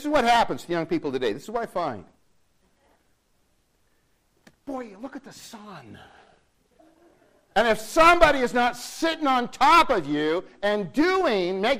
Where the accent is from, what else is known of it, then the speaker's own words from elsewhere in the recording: United States; I'm an American